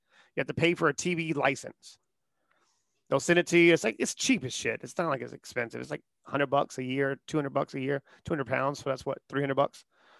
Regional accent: the South, United States; I grew up in the South.

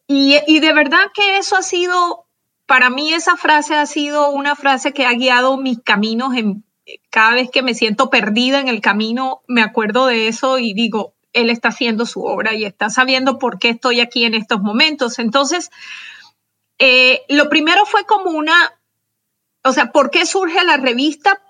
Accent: Barranquilla, Atlántico, Colombia; moved away as an adult; now in Houston, United States; yo nací en Barranquilla, Colombia, en, la costa caribe, pero mis padres eh, eran de pueblos más pequeños, entonces tuve como una infancia en la que me moví en muchos pueblos

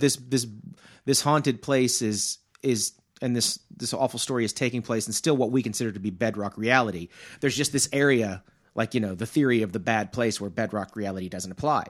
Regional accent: Arkansas, United States; I'm from Arkansas.

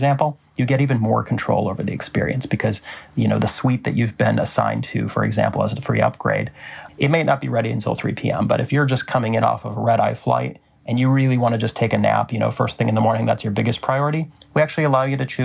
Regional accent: Des Moines, Iowa, United States; We grew up in Des Moines, Iowa.

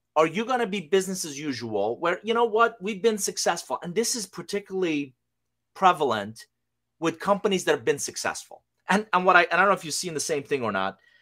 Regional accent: Iran; English is a second language; also born or lived in United States; now in Atlanta, United States; I'm originally from Iran. Uh, I came to the U S in nineteen eighty-one with a suitcase, a hundred bucks, didn't know anybody, didn't speak a word of English.

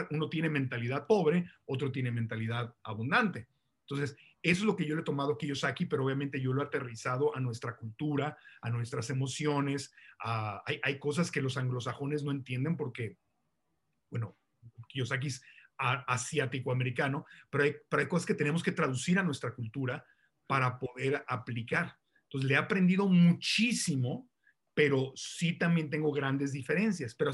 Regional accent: Tijuana, Baja California, Mexico; born there; Yo nací en Tijuana, mi familia está en Tijuana y San Diego

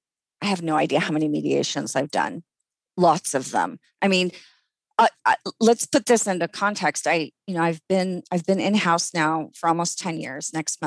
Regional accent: Saudi Arabia; I grew up in the Middle East where discrimination was not only not unlawful, it was the law. My parents' ID cards in Saudi Arabia had their religion and their national origin.

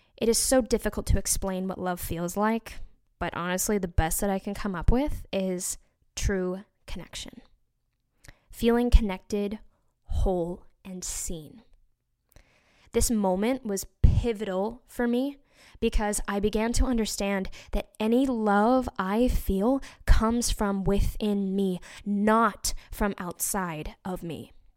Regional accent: Utah, United States; born or raised there; moved away

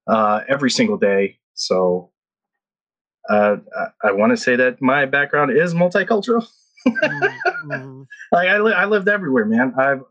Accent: Philippines; also born or lived in Guam; So I was born and raised in the Philippines, and I was raised in, as a military brat.

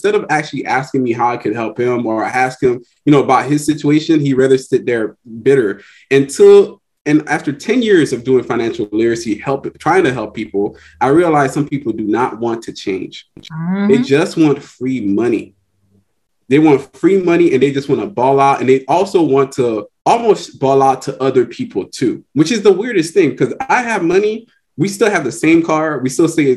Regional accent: Miami-Dade, Florida, United States; I grew up in Miami-Dade

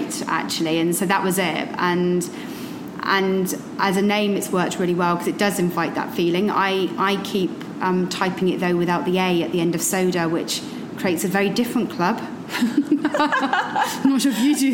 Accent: Somerset, South West England, United Kingdom; moved away as an adult; now in London, United Kingdom; I'm from Somerset originally

